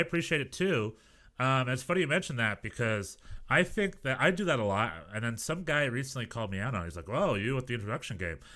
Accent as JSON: {"language": "English", "country": "United States", "said": "as an American"}